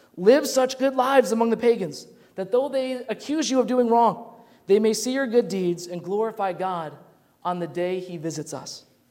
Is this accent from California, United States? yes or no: no; Grand Rapids, Michigan, United States; growing up in Grand Rapids, Michigan